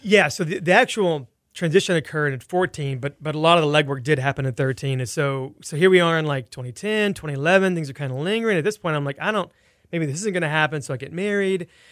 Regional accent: El Campo, Texas, United States; now in Houston, United States; I grew up in Wharton County, an hour s-, southwest of here in a town called El Campo

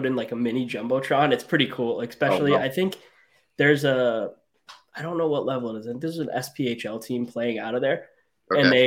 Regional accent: Rhode Island, United States; I grew up in Rhode Island

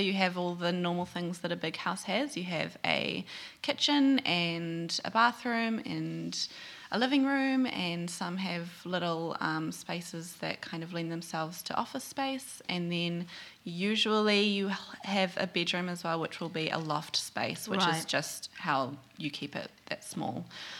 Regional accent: New Zealand; accent: New Zealand; Hello, my New Zealand accent.

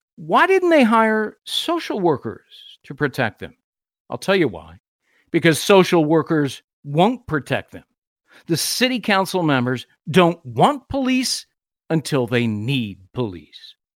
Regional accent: Los Angeles, California, United States; moved away; also born or lived in New York City; My hometown of Los Angeles

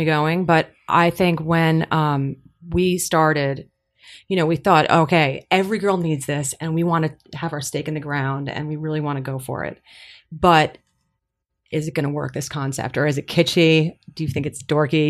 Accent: New Jersey, United States; I was from New Jersey

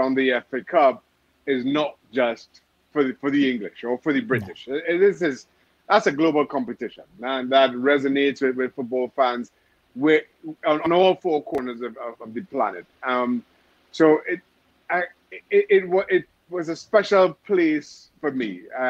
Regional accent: Trinidad & Tobago; I grew up in Trinidad Tobago where, you know, you had two channels on TV.

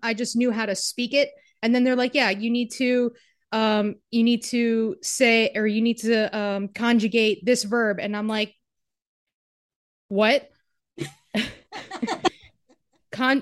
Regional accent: Pennsylvania, United States; I grew up in Pennsylvania playing softball

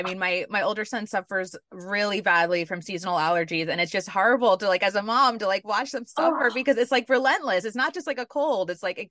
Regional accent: New York City, New York, United States; I'm from New York City

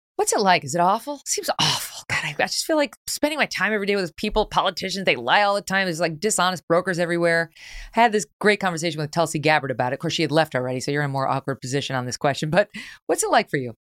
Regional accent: New York, United States; moved away as an adult; now in Connecticut, United States; I spent most of my fifty-one years as a New Yorker, not New York City, but some of those years, twenty years in New York City.

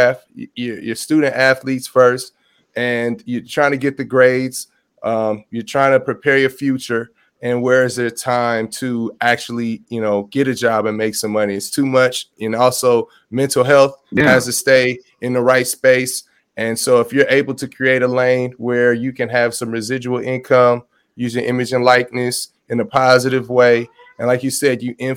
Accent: Los Angeles, California, United States; now in Atlanta, United States; I'm from Los Angeles. I live in Atlanta, Georgia now.

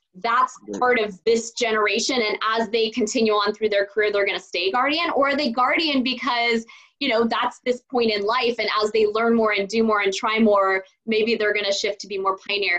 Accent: Silicon Valley, California, United States; I grew up in Silicon Valley

